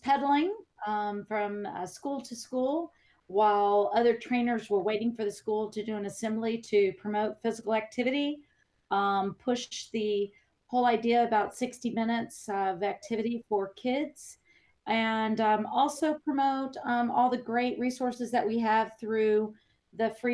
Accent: Texas, United States; moved away; also born or lived in Illinois; I am galloping down to Texas. So I'm back in my home state

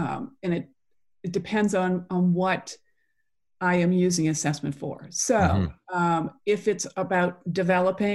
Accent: Boston, Massachusetts, United States; now in Atlanta, United States; Originally, though, from the Boston area.

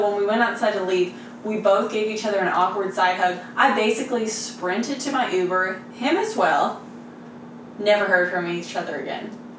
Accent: Texas, United States; I mean, I grew up in Texas.

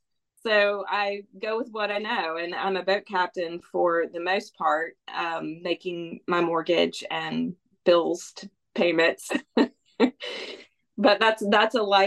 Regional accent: Bluffton, South Carolina, United States; I was raised here on the May River in Bluffton, South Carolina, which is just over the bridge from Hilton Head Island

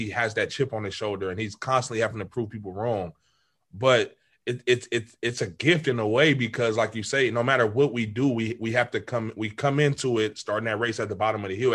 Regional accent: California, United States; we would tell teams like, "Oh yeah, we're from California."

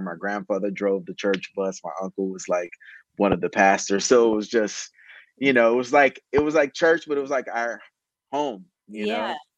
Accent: Cincinnati, Ohio, United States; moved away; also born or lived in Baton Rouge, Louisiana / Atlanta, Georgia; I grew up in Ohio

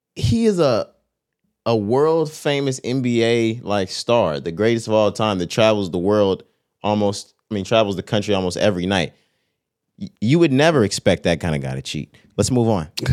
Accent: Texas, United States; we're from Texas

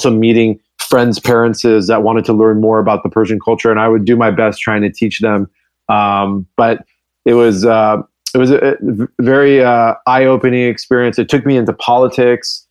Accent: San Diego, California, United States; first language English; I grew up in La Jolla, down in San Diego, just on the beach

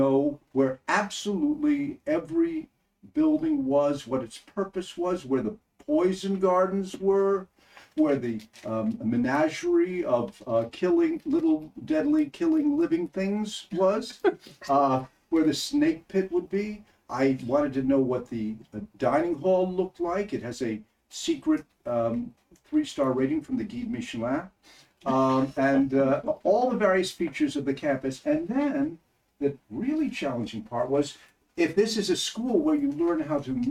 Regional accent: Levittown, New York, United States; also born or lived in Cheshire, England; we moved to Levittown

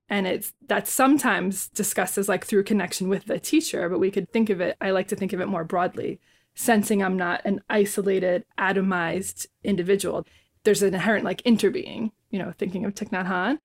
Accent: Bayonne, New Jersey, United States; I was born and raised in Bayonne, New Jersey

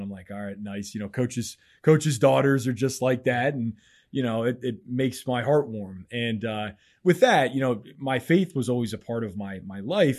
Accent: Mechanicsburg, Pennsylvania, United States; I grew up in Mechanicsburg, Pennsylvania

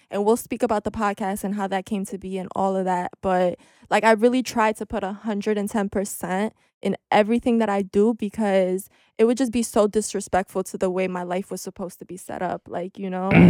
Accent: New York City, New York, United States; but if you're from Ridgewood, you definitely know what Fresh Pond is, and I grew up on Fresh Pond

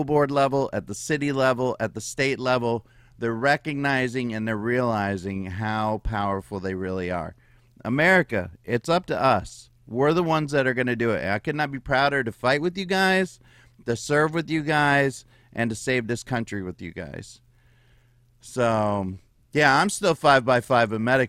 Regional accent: United States; We're American Patriots.

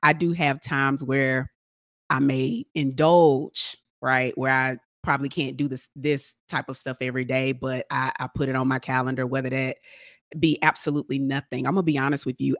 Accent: Atlanta, Georgia, United States; I'm from Atlanta

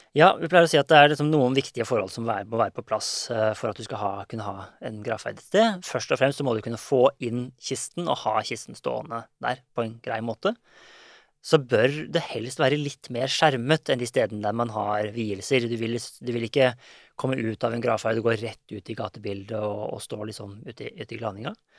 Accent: Norway; vi er nordmenn

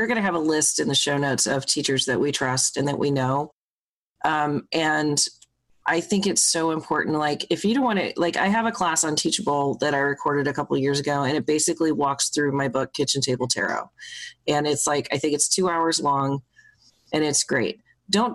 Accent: Midwest, United States; now in St. Louis, United States; I grew up in the Midwest

